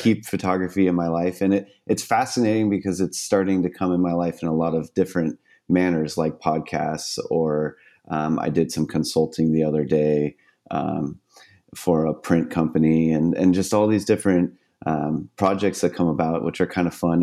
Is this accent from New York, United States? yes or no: no; San Diego, California, United States; also born or lived in Miami; I grew up here in San Diego, on the beautiful seascapes